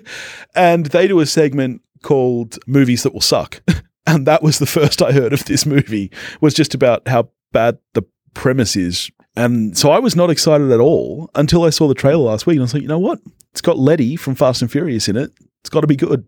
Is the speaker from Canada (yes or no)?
no; Australia; we're Aussie